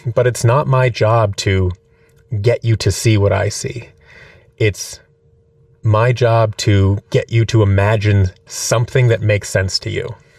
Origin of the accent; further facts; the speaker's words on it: Seattle, Washington, United States; moved away as an adult; also born or lived in Orange County, California / New York; now in Los Angeles, United States; I was born in Seattle, Washington